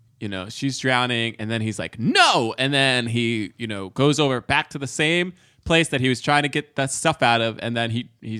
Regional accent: New York, United States; I was born in New York.

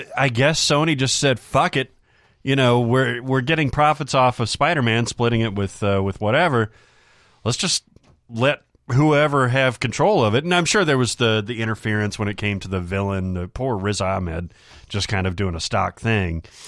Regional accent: the South, United States; growing up in the South

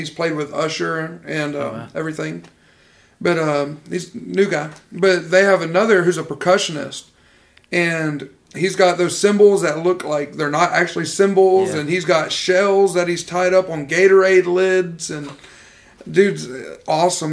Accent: Mississippi, United States; I'm a guy from Little Bitty, Mississippi

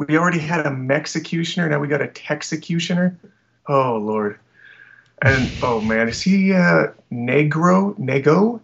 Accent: Alberta, Canada; I'm from Alberta, which is kind of the Canadian Texas

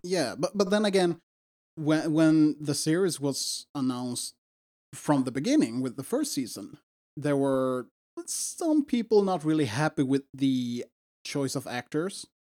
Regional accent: Sweden; English is a second language; we're from Sweden.

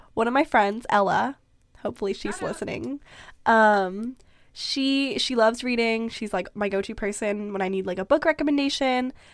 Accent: Vancouver, British Columbia, Canada; also born or lived in Philippines; Growing up in Vancouver is a very unique experience in that you're on the West Coast, you're in North America

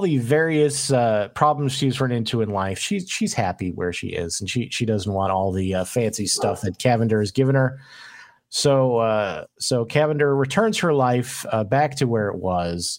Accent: Chicago, Illinois, United States; moved away; also born or lived in Alabama; I grew up in Chicago before moving to Alabama

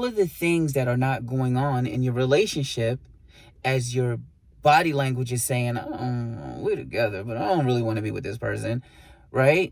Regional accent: New York City, New York, United States; also born or lived in Puerto Rico; as a New Yorker, you know, it's like, you know, I grew up, you know, saying B

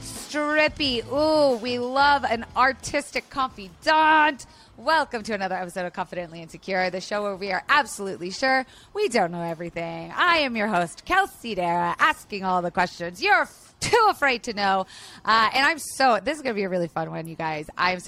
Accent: Tampa, Florida, United States; I grew up in Florida, which is like the stripping capital of America, which people really know. I grew up in Tampa, which is like the city of stripping.

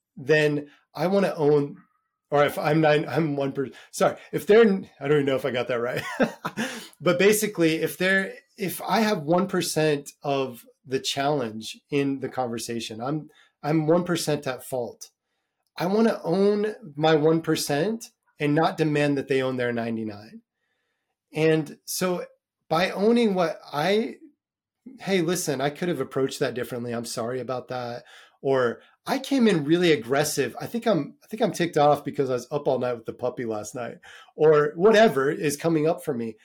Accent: United States; moved away as an adult; now in Dublin, Ireland; I'm American, maybe 'cause of my upbringing

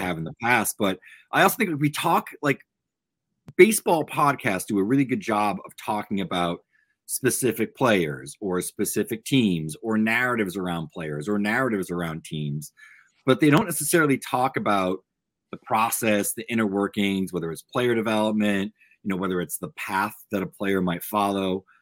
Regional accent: Massachusetts, United States; the two of us, you know, growing up in Massachusetts

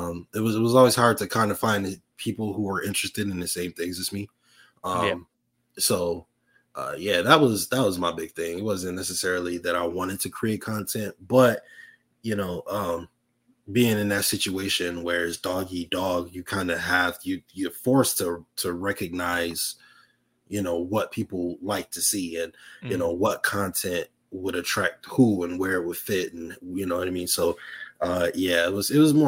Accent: Buffalo, New York, United States; moved away as an adult; also born or lived in Tampa, Florida; born and raised in Buffalo, New York, up until I was about 20 years old

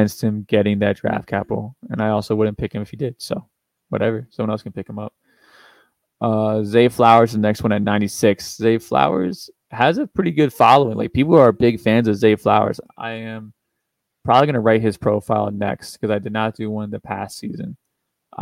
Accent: Kentucky, United States; I'm from Kentucky. That's where I went to school

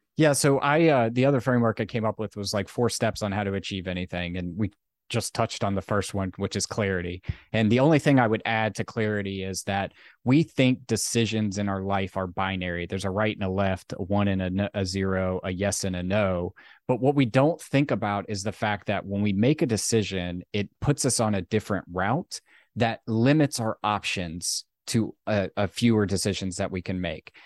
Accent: Virginia, United States; I grew up in Virginia

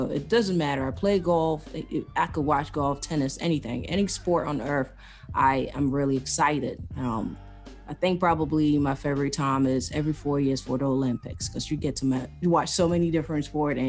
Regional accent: Cameroon; I hail from Africa, Central Africa, the country of Cameroon.

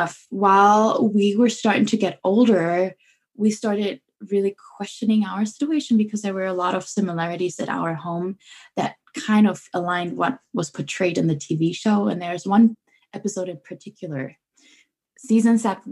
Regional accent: Germany; I'm born and raised in Germany

